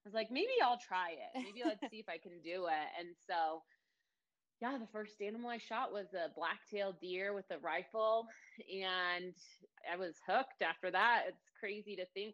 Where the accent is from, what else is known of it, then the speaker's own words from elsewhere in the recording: Ashland, Oregon, United States; I'm from Oregon, Ashland, Oregon, actually. It's kind of a small little hippie town in Oregon. It's right on the border of California in Oregon. Grew up there